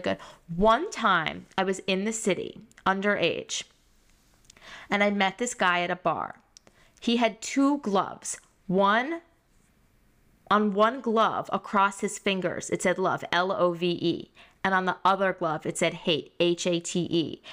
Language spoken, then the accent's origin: English; Great Neck, New York, United States; I grew up in Great Neck with so many Persians